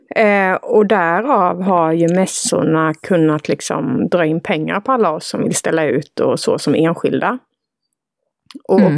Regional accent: Villshärad, Halland County, Sweden; Villsärad, där jag är uppvuxen

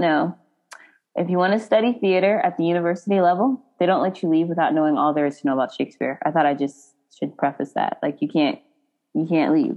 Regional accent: United States; we're American

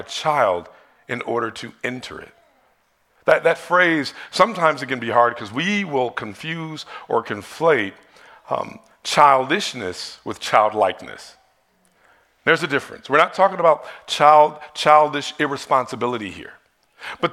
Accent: Detroit, Michigan, United States; when I was in church growing up in Detroit

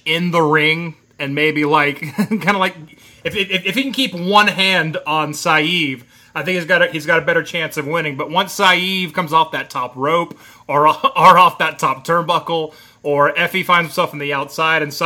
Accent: Florida, United States; I'm from Florida.

